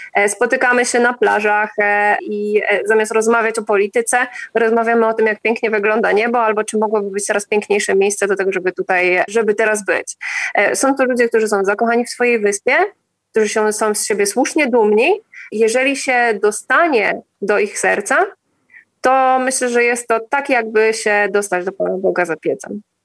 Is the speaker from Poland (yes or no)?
yes; Poland; now in Crete, Greece; my mówimy, że z Polski